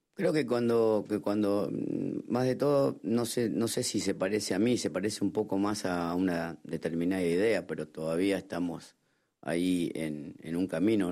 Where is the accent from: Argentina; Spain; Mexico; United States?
Argentina; como argentino